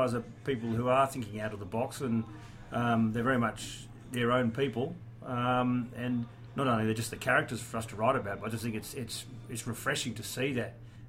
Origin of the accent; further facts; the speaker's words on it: New South Wales, Australia; born or raised there; also born or lived in England